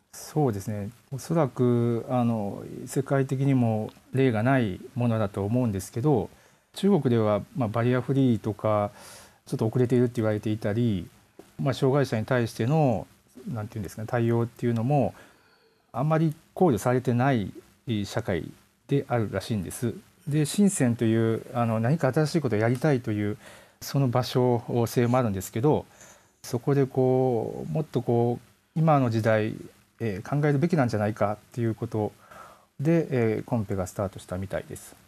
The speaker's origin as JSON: {"language": "Japanese", "region": "Yamaguchi", "country": "Japan", "tie": "born or raised there", "also_born_or_lived": "Aichi Prefecture", "said": "生まれ生まれはあの 愛知県で、はい、育ちが山口県"}